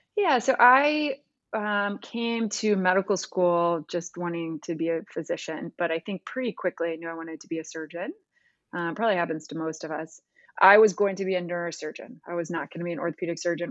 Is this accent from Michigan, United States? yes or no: no; Missouri, United States; moved away as an adult; also born or lived in North Carolina / St. Louis, Missouri / Cincinnati, Ohio; So, I am a Midwesterner. I was born in Missouri. My parents were both professors at the University of Missouri, um, have recently retired, but I grew up in a very academic household.